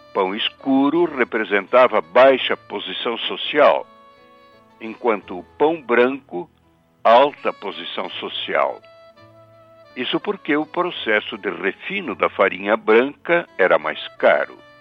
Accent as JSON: {"language": "Portuguese", "town": "Luiz Alves", "region": "Santa Catarina", "country": "Brazil", "tie": "born or raised there", "said": "em Luiz Alves, minha terra natal"}